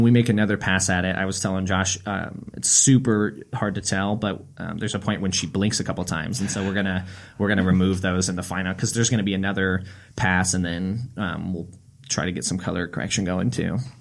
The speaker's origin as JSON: {"language": "English", "town": "Lincoln", "region": "Nebraska", "country": "United States", "said": "I'm from Lincoln."}